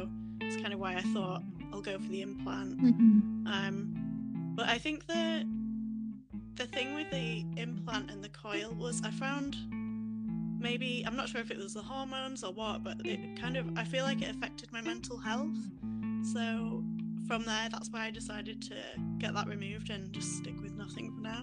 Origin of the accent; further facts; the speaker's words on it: Yorkshire and the Humber, United Kingdom; I'm from Yorkshire in England, just a little sort of country village